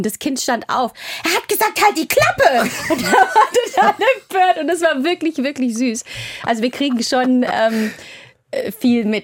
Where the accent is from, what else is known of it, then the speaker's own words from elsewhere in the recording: Bavaria, Germany; now in Hamburg, Germany; Also ich bin ja ursprünglich in Oberfranken